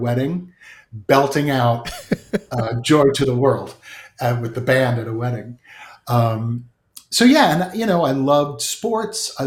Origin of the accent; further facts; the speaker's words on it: Edison, New Jersey, United States; I grew up in Jersey, in Edison.